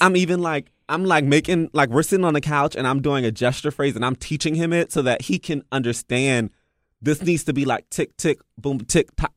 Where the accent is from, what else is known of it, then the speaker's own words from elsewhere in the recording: Washington, District of Columbia, United States; I'm from the D, I'm D M V, so we're just really, like, blunt